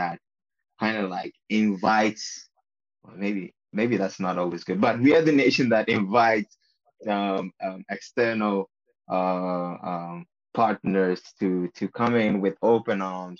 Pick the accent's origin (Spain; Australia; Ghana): Ghana; being Ghanaian